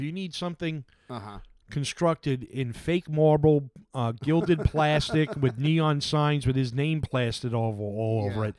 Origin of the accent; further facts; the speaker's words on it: New York City, New York, United States; Joe and I know this because we grew up in New York City.